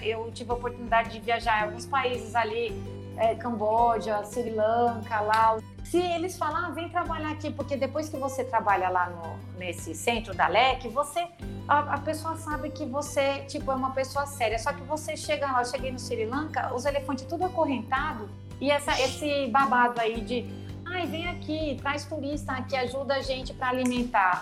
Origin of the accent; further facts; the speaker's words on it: São Paulo, Brazil; now in Natal, Brazil; Eu sou paulista, mas como eu tenho Girimum Card, eu sou quase natalense já. É a oitava vez que eu moro aqui em Natal.